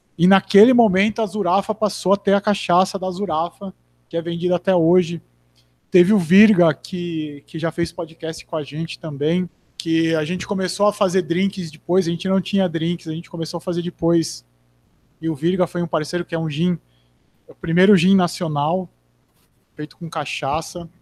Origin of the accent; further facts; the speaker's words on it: Americana, São Paulo, Brazil; moved away as an adult; eu nasci e morei em Americana até 20, 20 ou 22